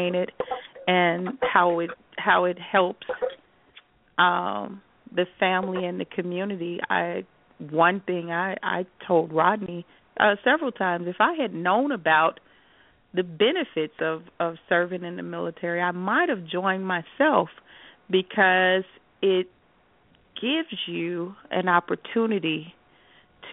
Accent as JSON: {"language": "English", "town": "Chicago", "region": "Illinois", "country": "United States", "tie": "born or raised there", "moved": "yes", "lives_now": "Las Vegas, United States", "said": "Growing up in Chicago, in the Midwest"}